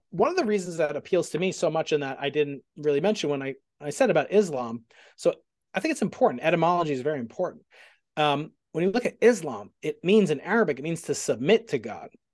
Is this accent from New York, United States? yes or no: yes; Stony Brook, New York, United States; I'm from, I'm from Stony Brook